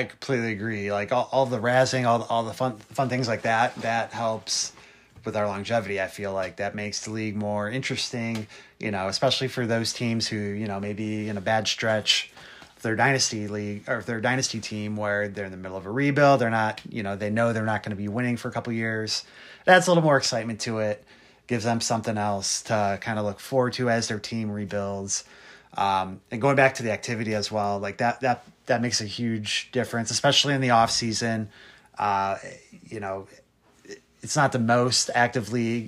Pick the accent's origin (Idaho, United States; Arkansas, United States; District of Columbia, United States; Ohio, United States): Ohio, United States; Cleveland; we are both from Cleveland area uh, in Ohio here